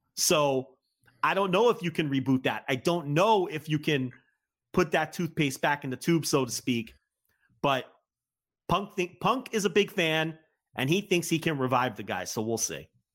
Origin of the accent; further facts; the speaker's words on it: New Jersey, United States; I'm from New Jersey